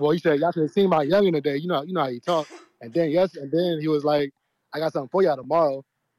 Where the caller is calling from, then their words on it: Louisiana, United States; I'm calling from Louisiana.